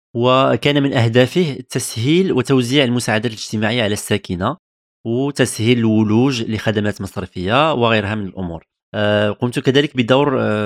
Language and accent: Arabic; Morocco; moved away as an adult; now in France; من المغرب